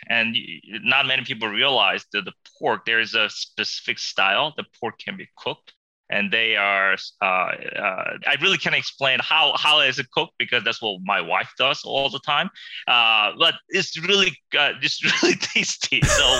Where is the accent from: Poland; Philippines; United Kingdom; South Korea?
South Korea; born there; No, I was born in Korea, but I came to the U.S. for a year. I think it was a little bit more than a year, and went to junior high and went back to Korea. I went to college over there.